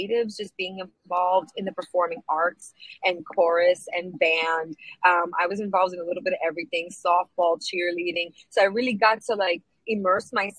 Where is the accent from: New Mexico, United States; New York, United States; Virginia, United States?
New York, United States; New York City; I grew up in a very non-Latino neighborhood of Brooklyn. I grew up in Sheepshead Bay